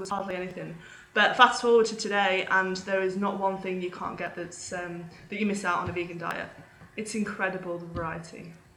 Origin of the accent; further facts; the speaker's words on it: United Kingdom; moved away as an adult; now in Australia; So I'm originally from the UK. You can probably tell from my accent I'm not a full Aussie